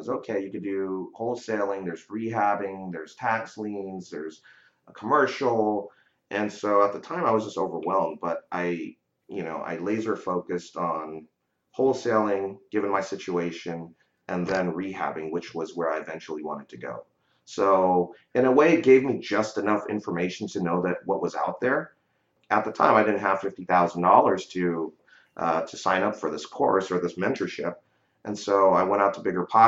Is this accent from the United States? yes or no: yes; San Francisco Bay Area, California, United States; I grew up here in the San Francisco Bay Area